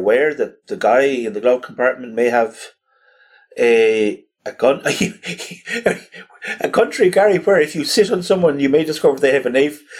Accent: Ireland; a place like Ireland where we have an unarmed police

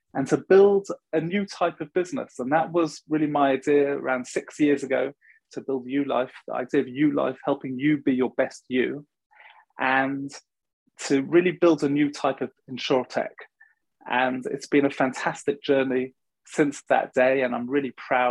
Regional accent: London, United Kingdom; I grew up in London and I went to university

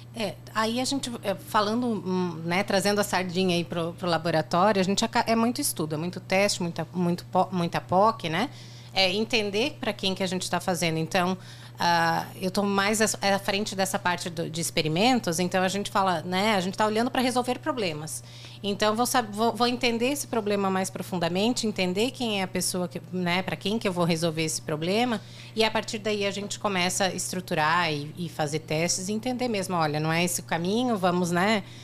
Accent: Joinville, Santa Catarina, Brazil; eu nasci em Joinville, uhum. mas atualmente eu tô morando ali em Dayal

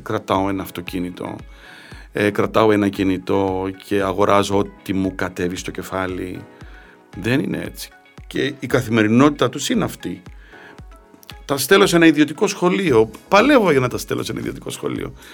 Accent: Cyprus; now in Greece; Εμείς στην Κύπρο κοτόπουλο πατάτες

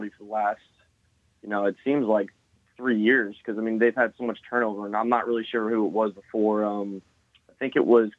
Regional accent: Lakeland, Florida, United States; also born or lived in Cleveland, Tennessee; I went to LCS basically sixth grade to senior year

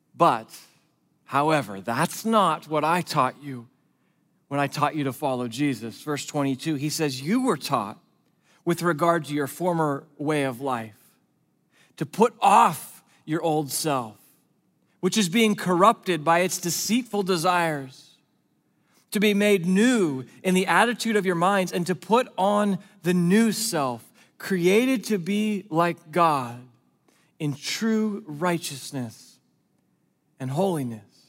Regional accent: West Coast, United States; I grew up on the West Coast. I'm a West Coast kid

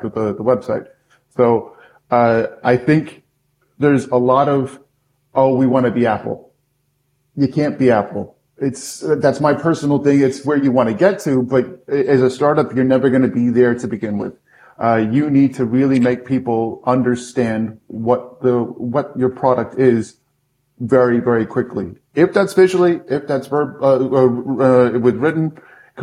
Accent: United Kingdom; also born or lived in United States; now in Austria; I am American, but grew up in the UK.

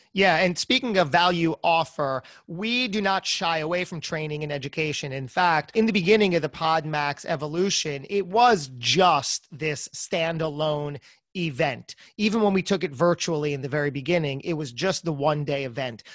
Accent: New Jersey, United States; I'm from Jersey

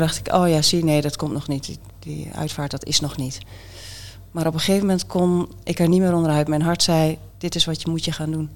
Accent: Haaksbergen, Overijssel, Netherlands; accent: Twents; also born or lived in Enschede; niet in Borne. In, Enschede, opgegroeid in Haaksbergen

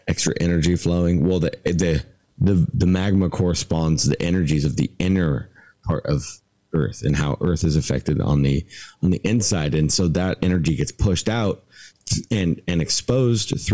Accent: Southwest Washington, United States; also born or lived in Port Angeles, Washington / Bellingham, Washington / Trinity County, California; now in Hawaii, United States; having lived in Bellingham and grown up in Southwest Washington.

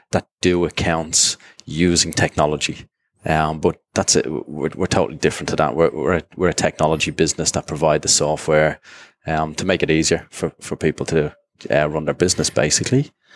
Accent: Dublin, Leinster, Ireland; moved away as an adult; also born or lived in Jersey; now in Singapore; originally from Dublin and grew up there

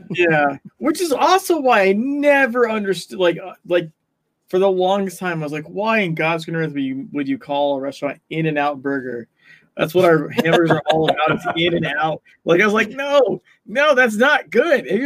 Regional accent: California, United States; I'm originally from California, moved around a lot, and like went back to California, and now I'm not there anymore.

